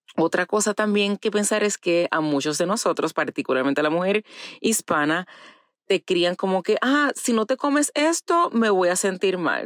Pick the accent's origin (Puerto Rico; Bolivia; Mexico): Puerto Rico; moved away; crecí en Puerto Rico